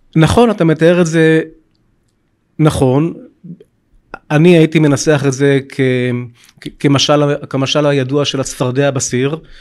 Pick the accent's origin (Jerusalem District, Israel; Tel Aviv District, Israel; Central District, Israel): Tel Aviv District, Israel; Bat Yam; גם אני מקורי מבת ים